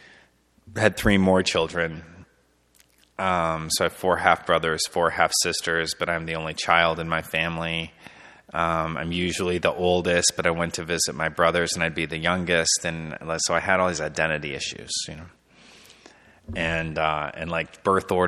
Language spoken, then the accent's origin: English; Pinckney, Michigan, United States; now in Alma, United States; where I grew up in Pinckney. It's this little small town